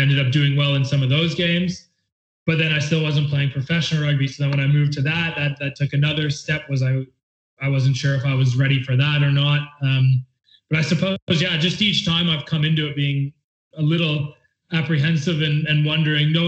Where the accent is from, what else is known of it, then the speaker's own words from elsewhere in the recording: near Kingston, Ontario, Canada; being so close to my hometown